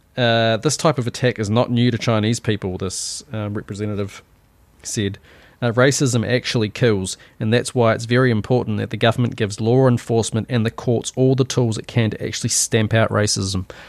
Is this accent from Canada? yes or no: no; New Zealand; accent: Kiwi; My Kiwi accent